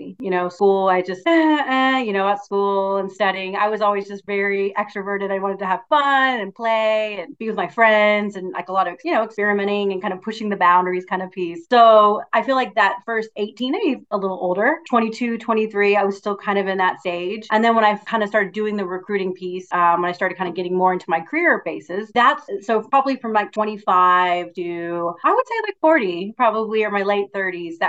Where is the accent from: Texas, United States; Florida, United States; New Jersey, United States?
Texas, United States; Houston; also born or lived in West Virginia; I grew up in Houston